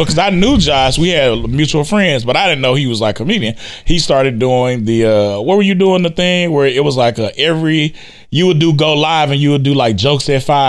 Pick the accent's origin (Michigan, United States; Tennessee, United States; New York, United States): Tennessee, United States; Memphis; moved away; I'm originally from Memphis.